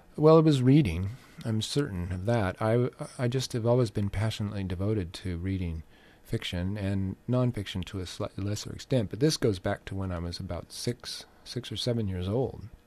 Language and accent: English; Orange County, California, United States; growing up in Orange County